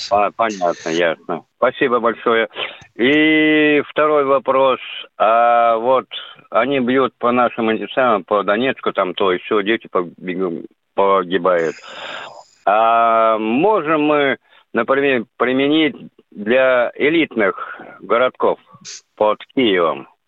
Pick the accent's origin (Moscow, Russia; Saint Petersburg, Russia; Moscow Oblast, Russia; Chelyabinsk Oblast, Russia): Saint Petersburg, Russia; Я из Петербурга сам